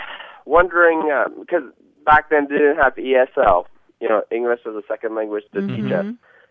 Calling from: Green Bay, Wisconsin, United States; English is a second language; I'm calling from Green Bay, Wisconsin.

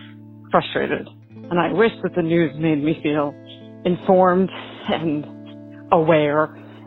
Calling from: Connecticut, United States; I'm calling from Connecticut.

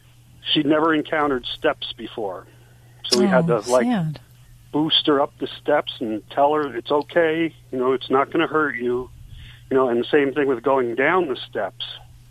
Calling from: Eberville, Pennsylvania, United States; Eberville, Pennsylvania.

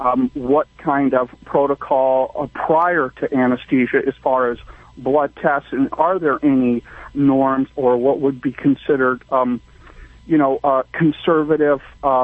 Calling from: Morro Bay, California, United States; I am calling from Morro Bay, California.

